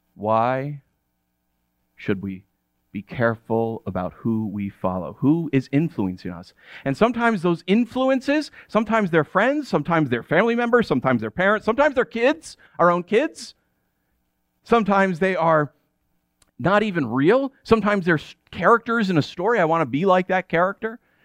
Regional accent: United States; I'm American

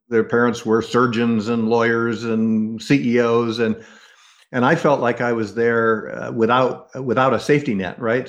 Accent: United States; growing up in the United States

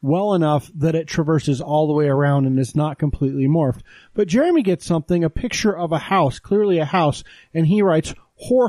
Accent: Texas, United States; I was born in Texas in the early 80s

